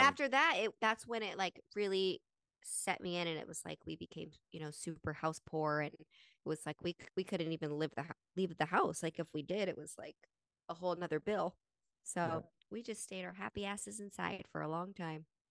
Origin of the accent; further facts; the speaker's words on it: Utah, United States; we grew up in Utah